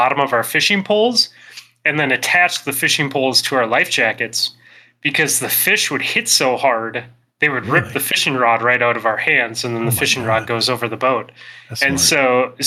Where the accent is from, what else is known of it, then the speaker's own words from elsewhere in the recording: Minnesota, United States; I grew up in Minnesota